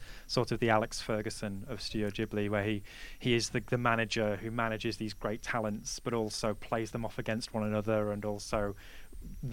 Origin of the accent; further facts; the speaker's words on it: England, United Kingdom; being very English